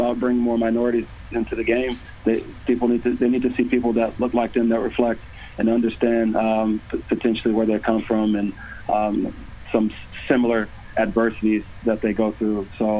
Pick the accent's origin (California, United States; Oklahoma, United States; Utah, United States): Oklahoma, United States; Tulsa; I grew up on Greenwood. That's where I'm born and raised, on that street.